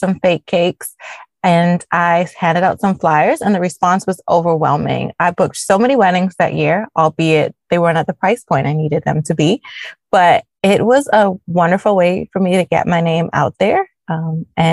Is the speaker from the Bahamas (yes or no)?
yes; Nassau, New Providence, Bahamas; moved away as an adult; also born or lived in Chapel Hill, North Carolina, United States; now in United States; I was actually born and raised in Nassau, Bahamas, the land of sun, sand, and sea.